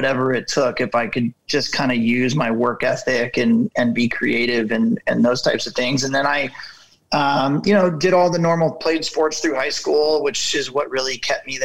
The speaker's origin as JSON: {"language": "English", "town": "Ventura", "region": "California", "country": "United States", "tie": "born or raised there", "said": "I grew up in a small coastal town called Ventura here in Southern California"}